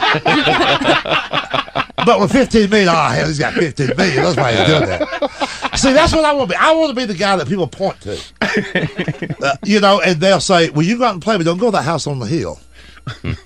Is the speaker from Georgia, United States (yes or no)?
yes; Georgia, United States; I'm from Georgia